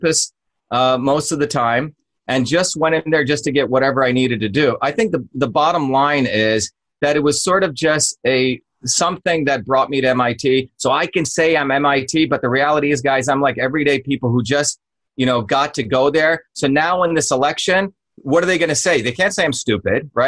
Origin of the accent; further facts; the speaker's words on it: New Jersey, United States; also born or lived in Bombay, India; I grew up in New Jersey, guys, with people who were working people.